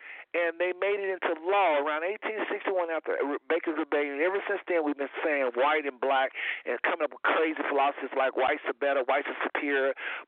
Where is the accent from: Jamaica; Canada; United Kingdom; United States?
Jamaica; I'm from Jamaica, though, from the Caribbean.